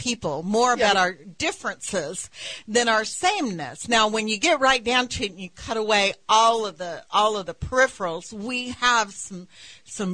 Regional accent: West Texas, United States; growing up in West Texas

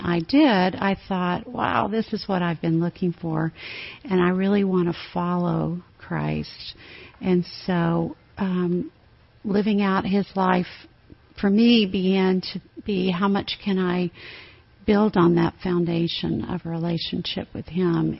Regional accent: Tennessee, United States; moved away as an adult; also born or lived in Alabama / Minneapolis; now in Austin, United States; I grew up in Tennessee

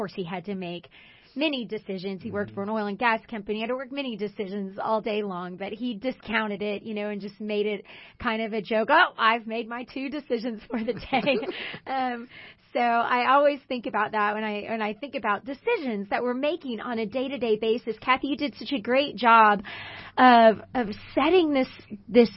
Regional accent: Houston, Texas, United States; I grew up in Houston

